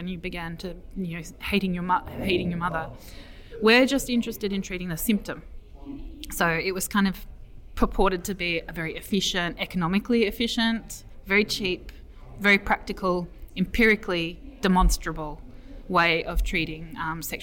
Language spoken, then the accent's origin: English; Melbourne, Victoria, Australia; now in Edinburgh, United Kingdom; I come from Melbourne originally.